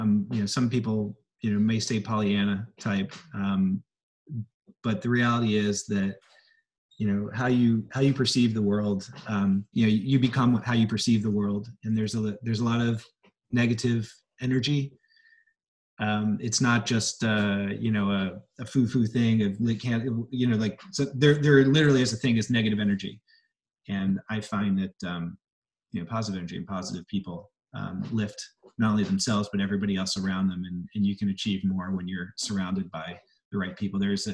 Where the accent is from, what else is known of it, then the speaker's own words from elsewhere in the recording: Philadelphia, Pennsylvania, United States; I grew up in Philly also.